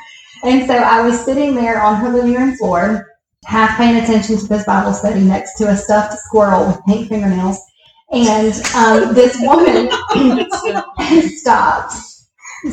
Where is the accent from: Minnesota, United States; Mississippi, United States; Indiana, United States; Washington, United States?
Mississippi, United States; Picayune; now in Brandon, United States; I grew up in Picayune, Mississippi, with two loving parents